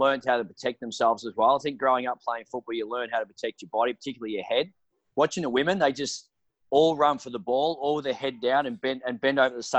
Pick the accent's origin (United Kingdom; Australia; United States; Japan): Australia; but traditionally we're Australian guys who have got a background in AFL